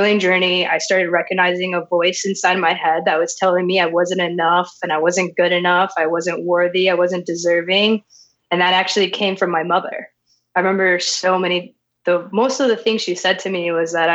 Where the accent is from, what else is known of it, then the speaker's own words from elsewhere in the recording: Las Vegas, Nevada, United States; I was born and raised in Las Vegas, Nevada